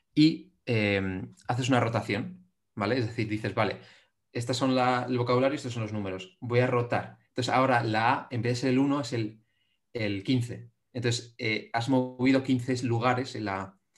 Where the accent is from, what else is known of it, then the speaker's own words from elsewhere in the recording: Madrid, Community of Madrid, Spain; soy un chico de Madrid